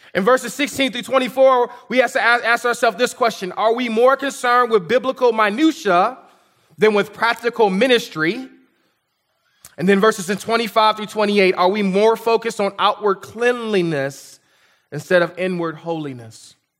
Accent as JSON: {"language": "English", "country": "United States"}